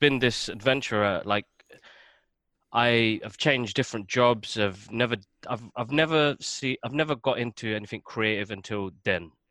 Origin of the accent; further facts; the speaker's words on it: London, United Kingdom; moved away as an adult; now in Waltham Cross, United Kingdom; I grew up in Tottenham.